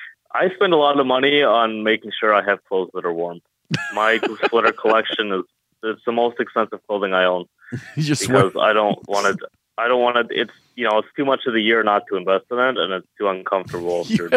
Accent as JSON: {"language": "English", "region": "Alberta", "country": "Canada", "tie": "born or raised there", "moved": "yes", "lives_now": "Toronto, Canada", "said": "I didn't grow up in Toronto. I grew up in Alberta"}